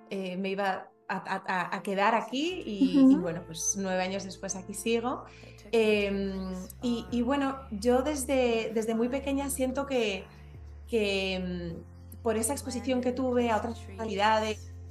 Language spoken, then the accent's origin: Spanish; Madrid, Community of Madrid, Spain; moved away as an adult; also born or lived in France / Belgium / China; now in Panama; yo nací y crecí en Madrid